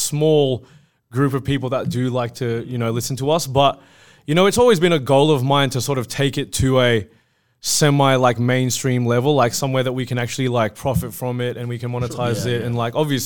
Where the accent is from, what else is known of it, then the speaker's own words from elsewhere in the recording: Australia; we're Australian